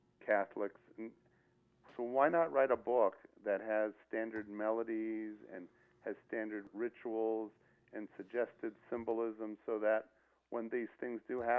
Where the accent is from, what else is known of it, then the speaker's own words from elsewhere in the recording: Palo Alto, California, United States; moved away as an adult; now in Las Vegas, United States; I'm from Palo Alto, California. I'm the son of a rabbi. That's where I grew up